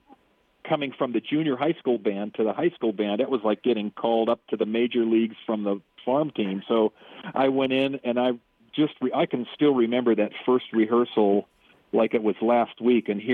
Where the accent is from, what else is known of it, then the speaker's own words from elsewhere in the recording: Pittsburgh, Pennsylvania, United States; also born or lived in Wyoming; now in Big Horn, Wyoming, United States; I was born and raised in Pittsburgh